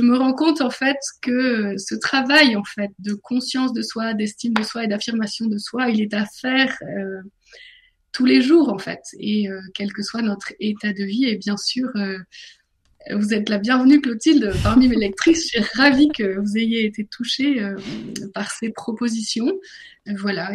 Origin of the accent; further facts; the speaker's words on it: northern France, France; now in Paris, France; J'ai grandi dans le nord de la France, mais je suis parisienne maintenant.